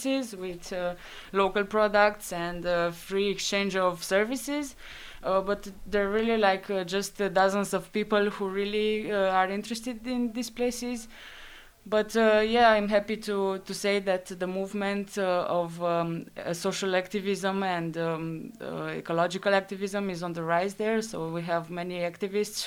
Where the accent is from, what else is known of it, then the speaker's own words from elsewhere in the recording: Dijon, Bourgogne-Franche-Comté, France; I was from Dijon